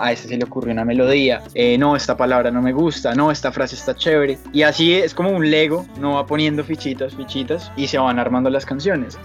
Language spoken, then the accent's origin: Spanish; Colombia; moved away as an adult; also born or lived in Bogotá; now in Miami, United States; Yo soy colombiano